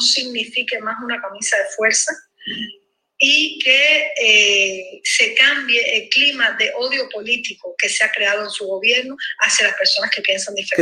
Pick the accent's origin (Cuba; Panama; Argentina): Cuba; todos juntos como cubanos